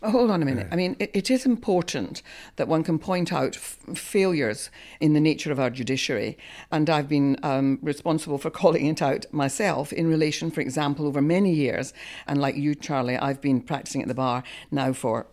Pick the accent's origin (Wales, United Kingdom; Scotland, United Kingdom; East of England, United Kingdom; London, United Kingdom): Scotland, United Kingdom; Scot; moved away; I have practiced for many years at the English Bar, despite being a Scot